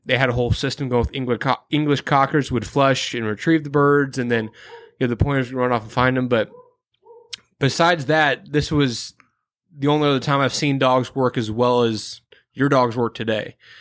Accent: Midwest, United States; I'm a flatlander, I'm from the Midwest

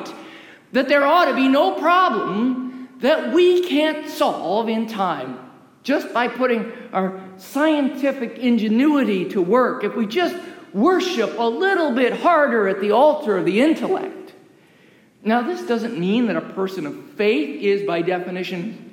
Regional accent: United States; As an American

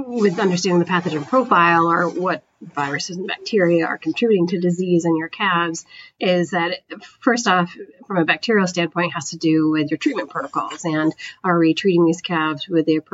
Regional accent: Northern New York, United States; moved away as an adult; now in Wisconsin, United States; I'm originally from the East Coast, though, not the Upper Midwest, from Northern New York

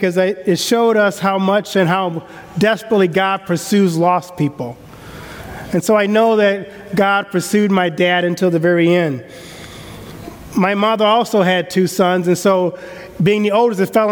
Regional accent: the South, United States; I grew up in the South, and we have a different system of honor and code down South and respect

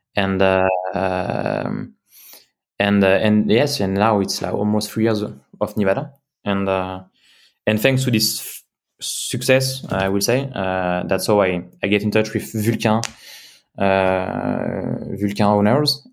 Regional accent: Cognac, Nouvelle-Aquitaine, France; moved away as an adult; also born or lived in Switzerland; I was born in Cognac, southwest of France.

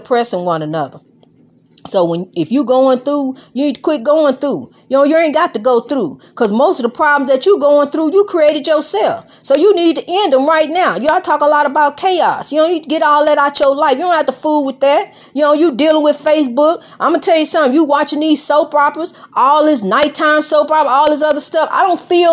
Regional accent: United States; I'm African American

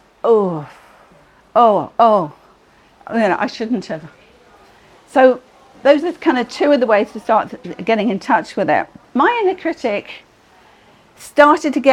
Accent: United Kingdom; we're all British

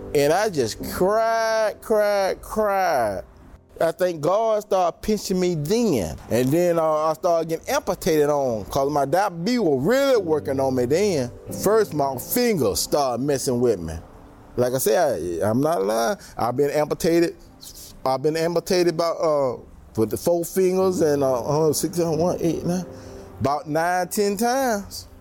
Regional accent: Tuscaloosa, Alabama, United States; moved away; I'm originally from Tuscaloosa, Alabama.

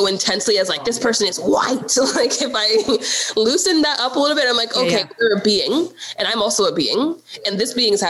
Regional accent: United States; I am technically African American because I was born in America and I'm Black, but my parents are immigrants

